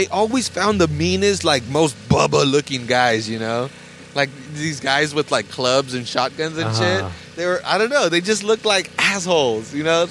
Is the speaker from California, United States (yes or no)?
yes; Salinas, California, United States; that's my hometown